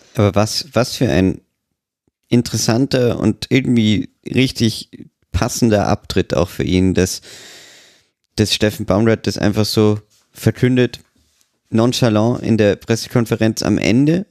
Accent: Austria; als Österreicher

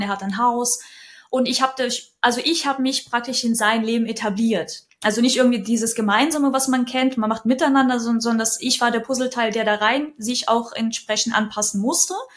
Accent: Kyiv, Ukraine; now in Lower Franconia, Germany; geboren bin ich gebürtig in Kiew ist aber schon sehr, sehr lang her und wohne auch schon unglaublich viele Jahre in Deutschland

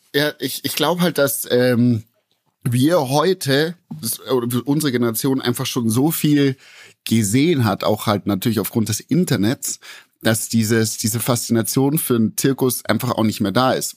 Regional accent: Bavaria, Germany; bei uns in Bayern

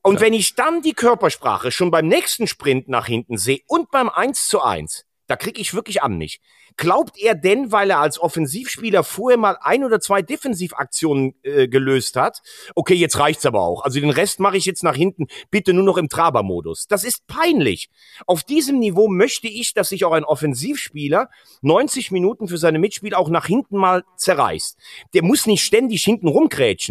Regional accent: Germany; als Deutscher

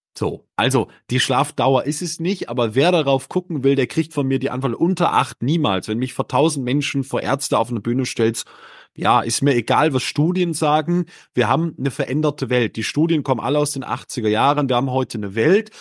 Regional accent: Northern Germany, Germany; born or raised there

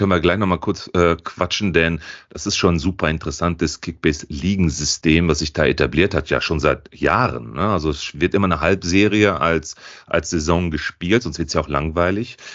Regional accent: Italy; Er ist nämlich in meinem Heimatland in Italien.

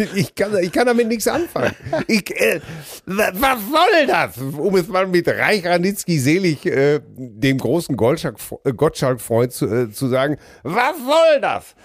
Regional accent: Ruhr area, North Rhine-Westphalia, Germany; wir sind doch alle groß geworden im Ruhrgebiet

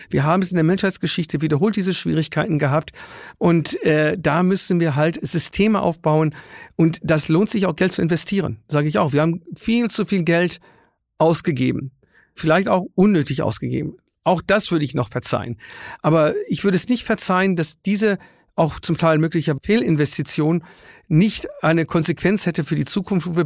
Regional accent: Würzburg, Bavaria, Germany; bei mir in meiner Heimat Würzburg, in den den Pflege- und Altenheimen

